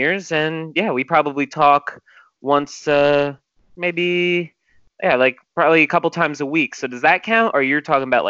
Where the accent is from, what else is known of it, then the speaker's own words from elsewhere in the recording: New Jersey, United States; we grew up together in New Jersey elementary school